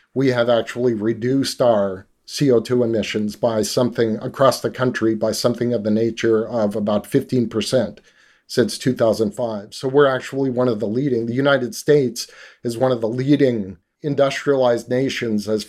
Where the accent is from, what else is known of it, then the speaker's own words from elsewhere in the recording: Canada; also born or lived in Northern British Columbia; I grew up in Canada